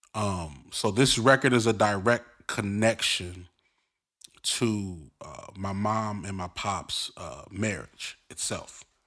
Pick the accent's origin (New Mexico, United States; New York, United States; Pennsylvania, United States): New York, United States; Brooklyn; accent: Brooklyn; moved away; also born or lived in Inglewood, Los Angeles; I'm from Brooklyn.